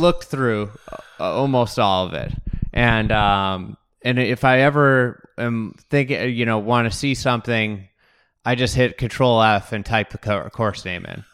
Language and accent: English; Lake Bluff, Illinois, United States; I grew up in Lake Bluff, um, in Lake Forest